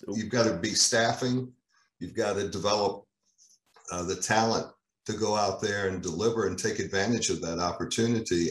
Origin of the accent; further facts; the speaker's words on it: Virginia, United States; moved away; back in Virginia, which is my home state